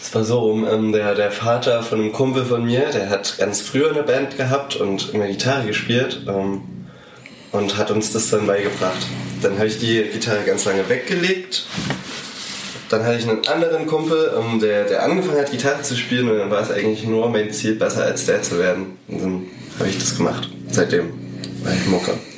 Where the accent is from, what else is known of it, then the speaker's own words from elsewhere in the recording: a small village near Zwickau, Saxony, Germany; moved away as an adult; now in Dresden, Germany; ich komme ursprünglich aus einem kleinen Dorf bei Zwickau